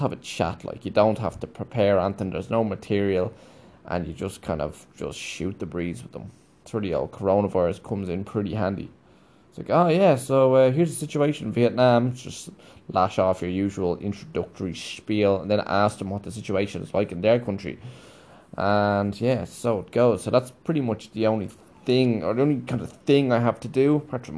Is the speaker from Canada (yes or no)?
no; Ireland; moved away; we're conditioned as Irish people